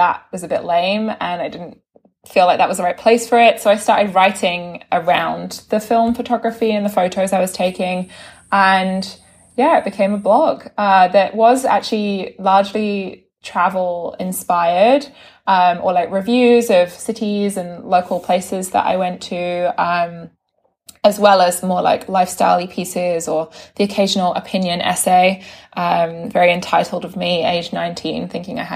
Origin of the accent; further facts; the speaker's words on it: United Kingdom; moved away as an adult; also born or lived in London; now in New York, United States; as you can tell via my accent, I'm from the UK. I moved to New York about 6 years ago